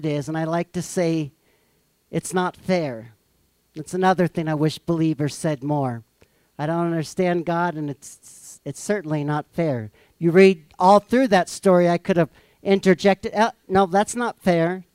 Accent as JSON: {"language": "English", "region": "Missouri", "country": "United States", "said": "I'm from Missouri"}